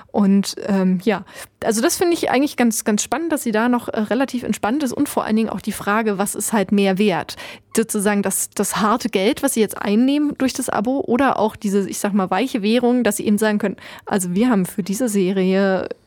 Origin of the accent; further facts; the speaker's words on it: Germany; wir kommen ja, das muss man bedenken, wir kommen aus Deutschland. Wir haben, äh, wurden sozialisiert äh, mit Medieninhalten, die kostenlos sind.